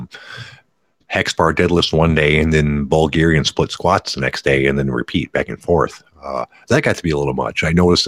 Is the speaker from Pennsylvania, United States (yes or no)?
no; Detroit, Michigan, United States; I'm actually from Detroit. The burbs of Detroit.